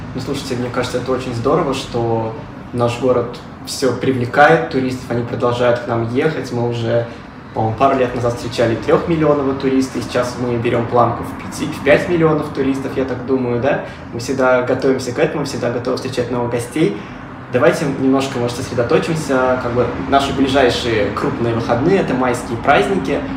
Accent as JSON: {"language": "Russian", "town": "Kazan", "region": "Tatarstan", "country": "Russia", "tie": "born or raised there", "said": "я и Казанец, живу в Казани всегда"}